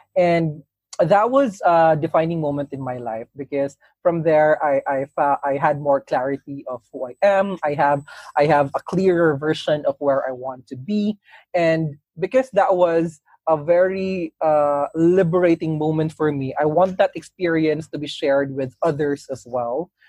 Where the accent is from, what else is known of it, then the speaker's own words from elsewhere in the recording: Cagayan de Oro, Northern Mindanao, Philippines; I was a kid in my hometown back in Cagayan de Oro